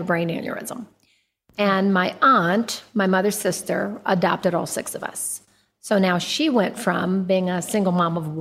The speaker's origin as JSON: {"language": "English", "town": "Oakland", "region": "California", "country": "United States", "tie": "born or raised there", "said": "I was born in East Oakland, California."}